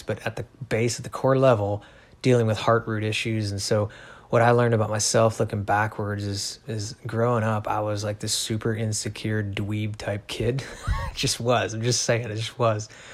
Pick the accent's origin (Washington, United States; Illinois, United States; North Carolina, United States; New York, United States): Illinois, United States; Chicago; also born or lived in Missouri; now in Alaska, United States; raised pretty much my whole life, uh, my upbringing anyway, in Illinois, suburbs of Chicago